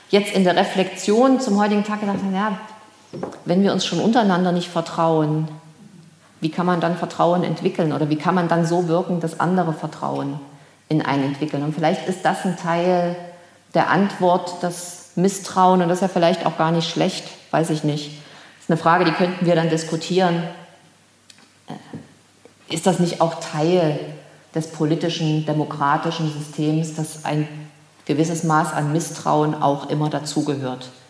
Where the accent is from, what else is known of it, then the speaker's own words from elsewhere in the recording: Erfurt, Thuringia, Germany; Ich stamme aus Erfurt, lebte 1990 in Erfurt, erlebte hier die Wende